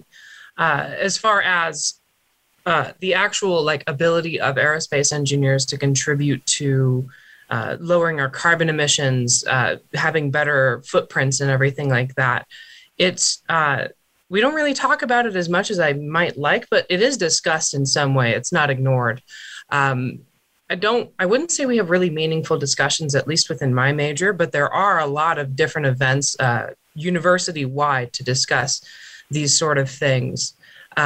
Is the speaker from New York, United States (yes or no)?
no; Colorado Springs, Colorado, United States; I am from Colorado Springs, Colorado.